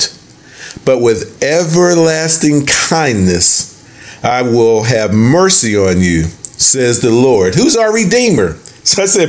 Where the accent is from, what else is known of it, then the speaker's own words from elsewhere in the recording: the North, United States; now in the South, United States; We grew up in the, we're from the North